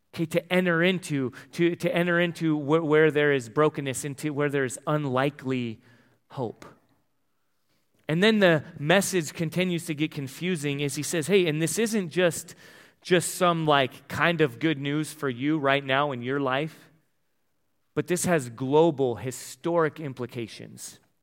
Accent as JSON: {"language": "English", "town": "El Cajon", "region": "California", "country": "United States", "moved": "yes", "said": "I'm from El Cajon, San Diego, the box"}